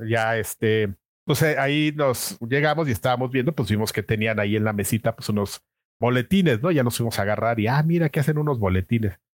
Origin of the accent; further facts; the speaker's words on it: Mexico City, Mexico; nací en la Ciudad de México, en la delegación Venustiano Carranza. De hecho, nací muy cerca de donde vivo ahora.